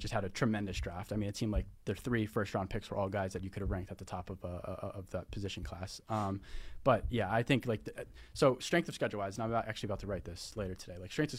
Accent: Elkridge, Maryland, United States; It is in my hometown of Elkridge, Maryland.

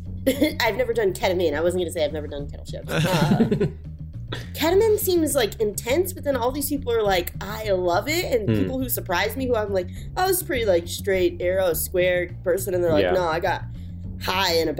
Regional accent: the South, United States; I'm from the South and it was like several acres and different buildings.

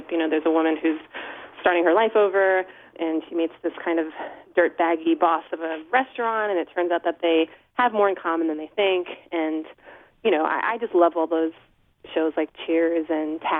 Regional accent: Islip, New York, United States; I grew up in Islip, which is on the South Shore.

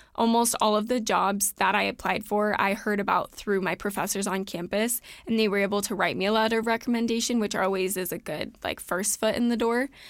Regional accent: Southern California, United States; moved away as an adult; now in Idaho, United States; growing up in Southern California

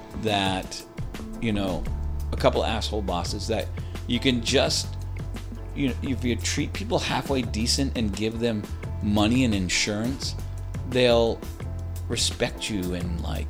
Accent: Maine, United States; moved away as an adult; It's funny, when I moved out here from Maine in 1987, I remember looking for a job. I did some screen printing on my own in Maine. Did I say I was from Maine?

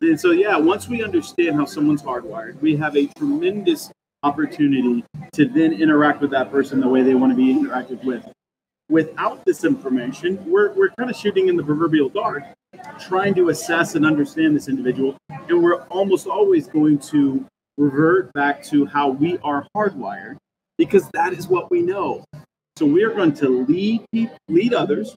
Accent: Kansas, United States; now in Gresham, United States; I'm from Kansas originally

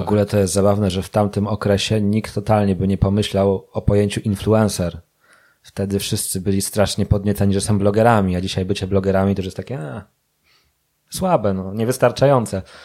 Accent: Łódź, Łódź Voivodeship, Poland; jestem z Łodzi i w Łodzi stacjonuję

